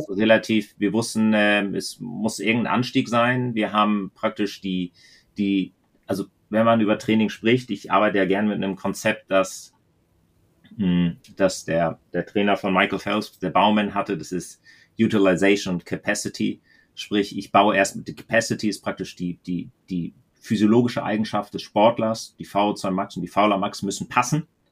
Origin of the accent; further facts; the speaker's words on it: the German-Danish border, Schleswig-Holstein, Germany; moved away; ich bin an der Grenze fast aufgewachsen